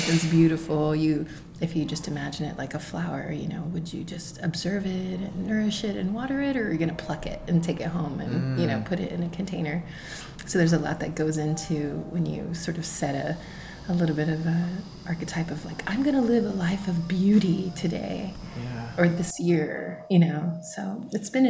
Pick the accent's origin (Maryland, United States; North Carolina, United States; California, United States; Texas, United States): Texas, United States; moved away; So I'm Mexican. I come from Texas, and my great grandmother, Carmen, she came from Mexico